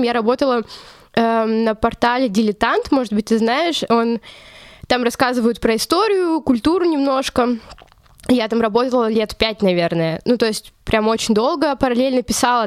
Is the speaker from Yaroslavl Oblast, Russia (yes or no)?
no; Chelyabinsk, Chelyabinsk Oblast, Russia; moved away as an adult; also born or lived in Saint Petersburg; now in Munich, Germany; Я вообще сама из Челябинска, я выросла там, школу закончила